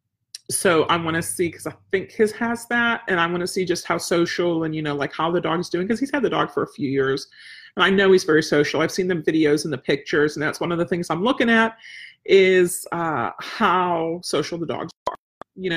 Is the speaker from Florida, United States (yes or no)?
no; outside Pittsburgh, Pennsylvania, United States; we had such an extended family growing up outside Pittsburgh